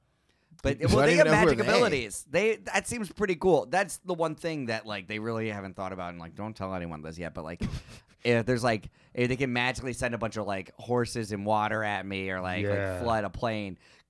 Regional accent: Germany; now in United States; In Germany, in farmlands.

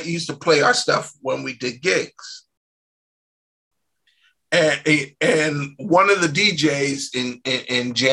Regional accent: New York City, New York, United States; we're from Brooklyn

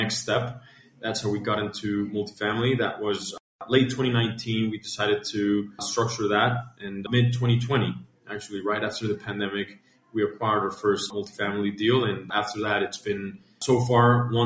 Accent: Colombia; moved away as an adult; now in Atlanta, United States; born and raised in Colombia, South America, had the opportunity to go to school in the States, specifically in Atlanta.

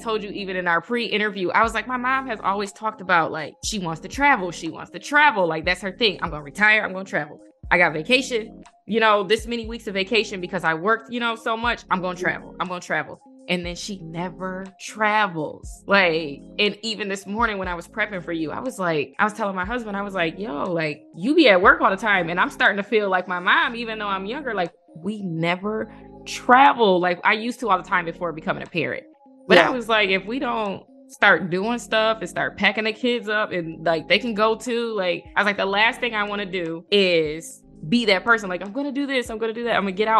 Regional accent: Ann Arbor, Michigan, United States; I'm from Ann Arbor.

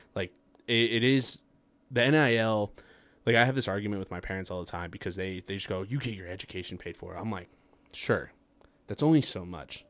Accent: Farmington, New Mexico, United States; also born or lived in Las Cruces / Rio Rancho; growing up in Farmington

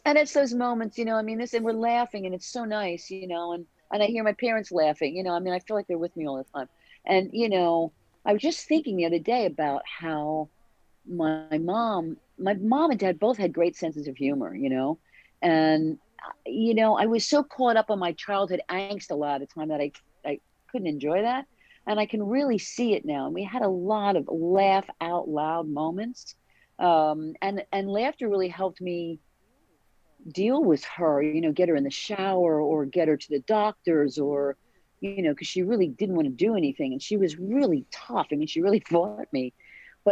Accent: New Jersey, United States; we're from South Jersey

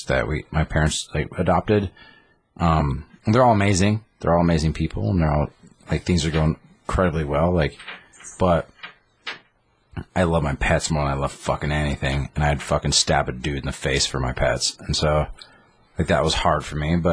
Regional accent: Craig, Colorado, United States; I was born in Colorado. I was raised in Colorado. No, I still live in Colorado.

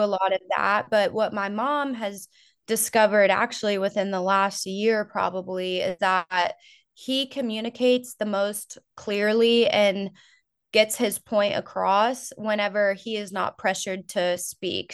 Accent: Florida, United States; now in North Georgia, United States; I grew up in Florida

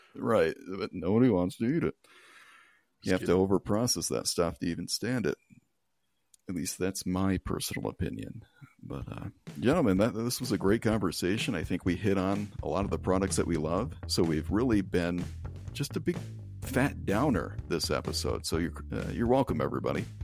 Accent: United States; I'm an American

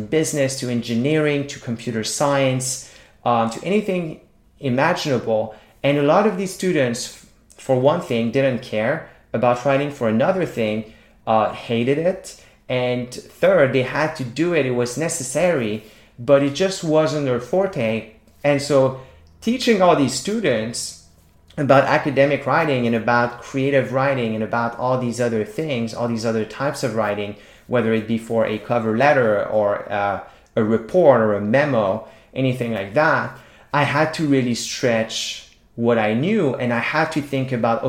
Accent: a small town in Quebec, Canada; first language French; English is a second language; I grew up in a small town in Quebec speaking French. So my first language is French

